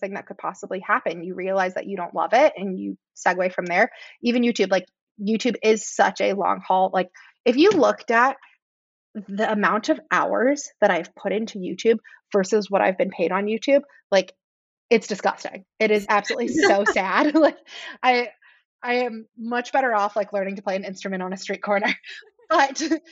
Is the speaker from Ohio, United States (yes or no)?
no; San Francisco, California, United States; now in Chicago, United States; I grew up in San Francisco